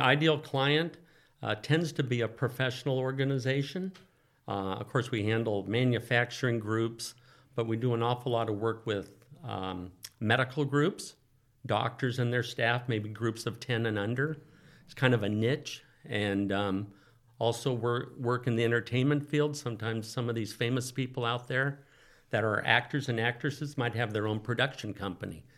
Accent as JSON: {"language": "English", "town": "Oakland", "region": "California", "country": "United States", "tie": "born or raised there", "also_born_or_lived": "Santa Barbara", "said": "I grew up in the Oakland Hills, uh, native Californian."}